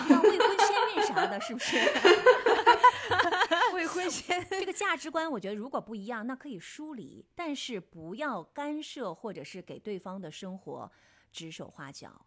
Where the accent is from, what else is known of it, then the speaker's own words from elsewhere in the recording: China; 我们中国人看来